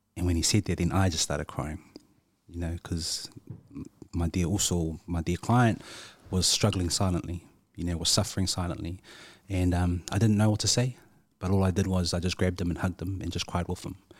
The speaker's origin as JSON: {"language": "English", "town": "Christchurch", "region": "Canterbury", "country": "New Zealand", "tie": "born or raised there", "said": "growing up in Christchurch, there weren't many people that looked like us"}